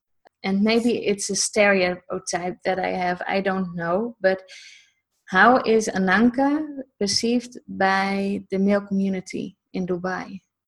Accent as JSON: {"language": "English", "country": "Netherlands", "said": "I'm from the Netherlands"}